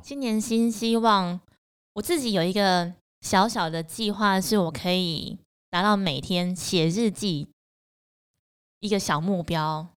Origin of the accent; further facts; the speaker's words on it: Puli, Nantou County, Taiwan; moved away; 我老家在南投埔里